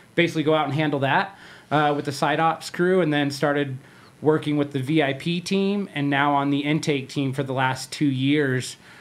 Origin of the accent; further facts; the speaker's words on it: Riverside, California, United States; moved away as an adult; also born or lived in Orange County; now in Las Vegas, United States; I grew up in Riverside, California.